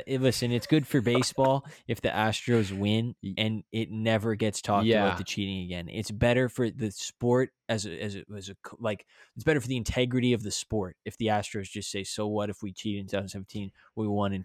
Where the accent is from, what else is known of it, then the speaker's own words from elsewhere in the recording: Canada; as a Canadian citizen